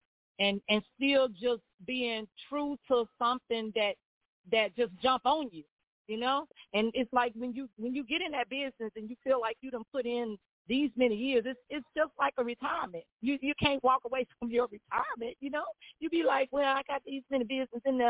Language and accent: English; Greenwood, Mississippi, United States; I'm from Greenwood. You know, Greenwood is my home.